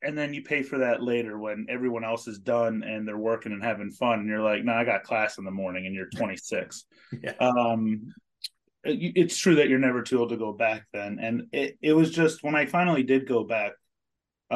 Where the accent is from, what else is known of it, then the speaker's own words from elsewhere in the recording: Ellicott City, Maryland, United States; also born or lived in Colorado; I grew up in Ellicott City, Maryland